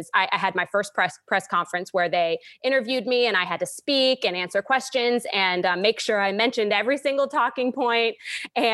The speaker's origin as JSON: {"language": "English", "town": "Warner Robins", "region": "Georgia", "country": "United States", "tie": "born or raised there", "said": "the Miss Warner Robins pageant, which is my hometown local for Miss Georgia"}